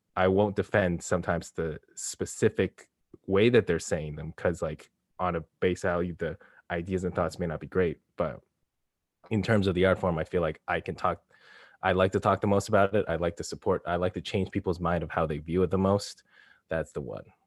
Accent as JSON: {"language": "English", "country": "Canada", "said": "I'm Canadian"}